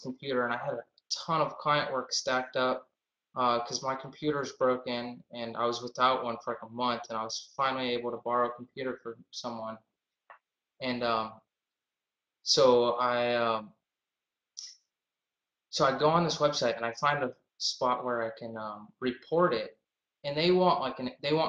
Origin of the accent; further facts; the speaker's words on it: Boston, Massachusetts, United States; I'm from Boston, Massachusetts